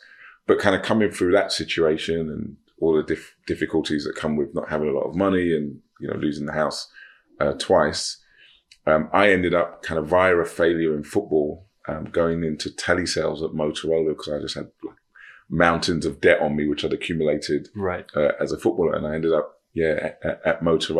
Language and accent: English; London, United Kingdom; I grew up in South London, mostly on housing estates